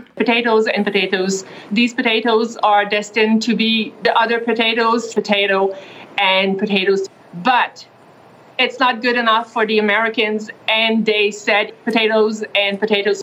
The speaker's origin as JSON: {"language": "English", "country": "Canada", "said": "as a Canadian"}